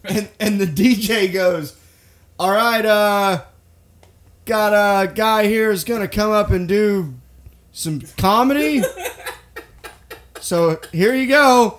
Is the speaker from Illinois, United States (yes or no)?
no; Boston, Massachusetts, United States; You know, I'm from Boston. I don't know if you guys know that.